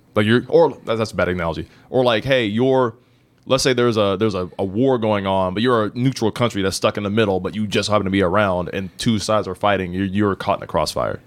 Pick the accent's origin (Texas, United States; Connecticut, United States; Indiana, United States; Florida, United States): Indiana, United States; I'm from Indiana